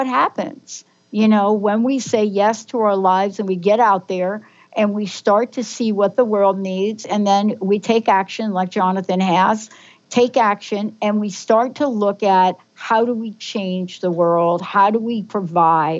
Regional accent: East Coast, United States; now in Seattle, United States; I grew up on the East Coast

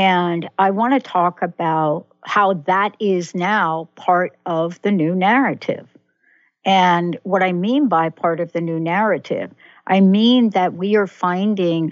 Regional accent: New York City, New York, United States; moved away; also born or lived in New Jersey; I'm a New Yorker. I grew up, I was born in the Bronx, lived in New York, then moved to Jersey.

